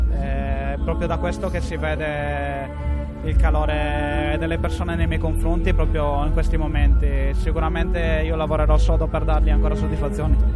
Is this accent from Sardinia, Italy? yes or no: yes; Sardinia, Italy